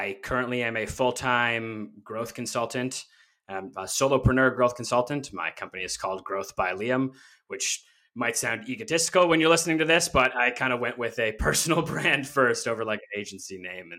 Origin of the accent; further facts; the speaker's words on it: Canada; I'm Canadian